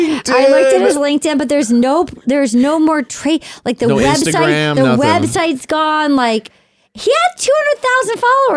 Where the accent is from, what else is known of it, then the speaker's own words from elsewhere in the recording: Rhode Island, United States; I'm from Rhode Island.